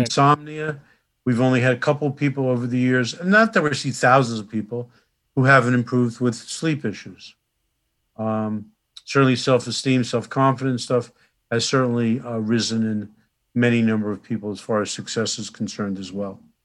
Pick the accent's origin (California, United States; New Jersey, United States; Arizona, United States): New Jersey, United States; Newark; I grew up right next door in Newark